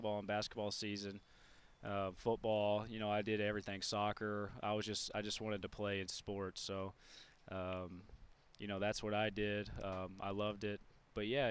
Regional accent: Memphis, Tennessee, United States; I grew up in Memphis, so, you know, unfortunately for Reds fans, that's Cardinals country

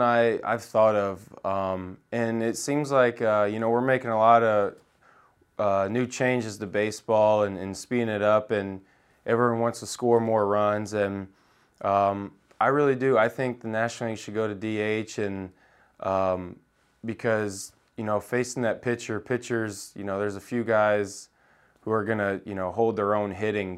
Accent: Indiana, United States; I grew up in Indiana

